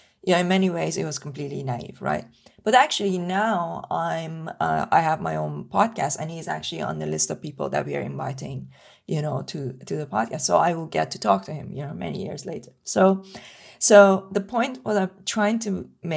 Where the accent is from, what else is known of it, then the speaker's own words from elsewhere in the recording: Iran; moved away; when I was growing up in Iran